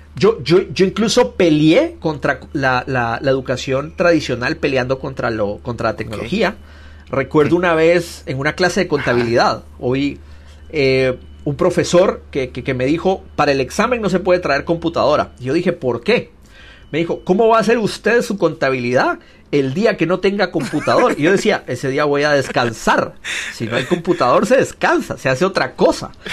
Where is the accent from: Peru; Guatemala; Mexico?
Guatemala; Guatemala City, Guatemala Department; now in California, United States; yo crecí, fue criado en, Ciudad de Guatemala